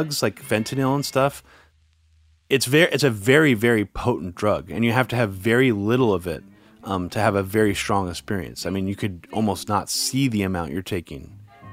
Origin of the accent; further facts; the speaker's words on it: Pleasanton, California, United States; also born or lived in Oakland; we grew up near